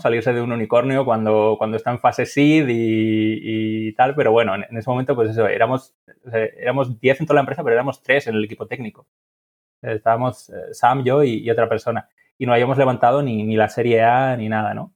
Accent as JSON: {"language": "Spanish", "town": "Huesca", "region": "Aragon", "country": "Spain", "said": "yo, soy de Huesca"}